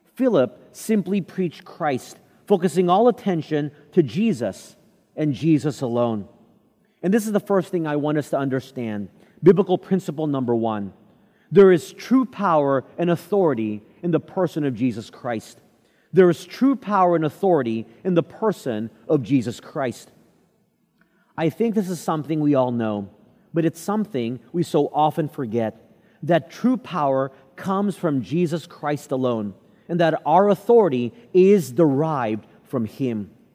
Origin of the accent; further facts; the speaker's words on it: Texas, United States; Growing up in Texas